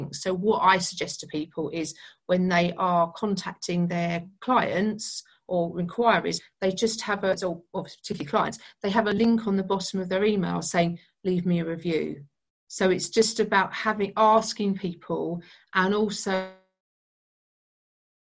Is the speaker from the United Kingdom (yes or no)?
yes; United Kingdom; being British